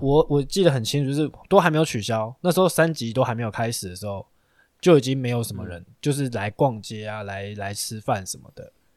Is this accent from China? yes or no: no; Taiwan; 我们台湾